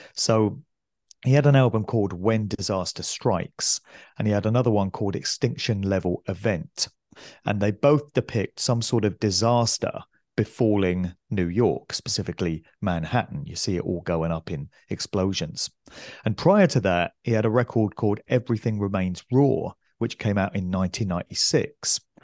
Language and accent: English; West Oxfordshire, South East England, United Kingdom; where I grew up in West Oxfordshire